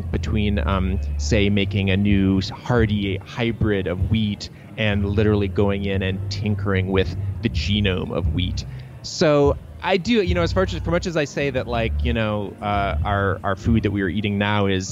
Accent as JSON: {"language": "English", "town": "Troy", "region": "Michigan", "country": "United States", "tie": "born or raised there", "said": "I grew up in Troy, Michigan, you know, one of the many sort of interchangeable suburbs around Detroit"}